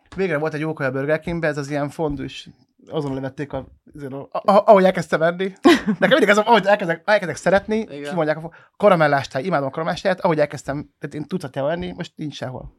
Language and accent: Hungarian; Pécs, Baranya, Hungary; a Pécsiként